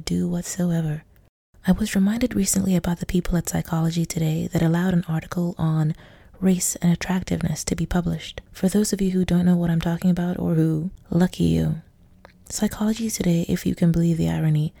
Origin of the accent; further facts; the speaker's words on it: Nigeria; now in Hong Kong; I'm Nigerian in Hong Kong